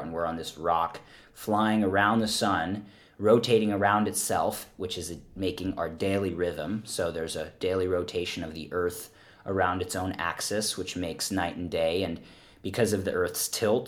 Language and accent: English; Philadelphia, Pennsylvania, United States; I grew up in Pennsylvania, for the listener audience, in Philadelphia